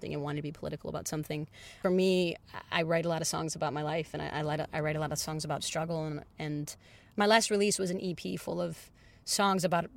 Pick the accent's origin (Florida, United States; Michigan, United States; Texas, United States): Michigan, United States; Detroit; I'm a pop musician from Detroit.